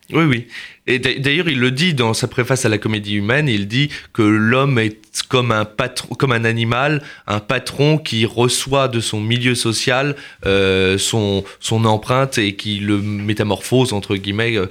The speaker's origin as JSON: {"language": "French", "town": "Nantes", "region": "Pays de la Loire", "country": "France", "also_born_or_lived": "Paris", "moved": "yes", "said": "je viens de Nantes"}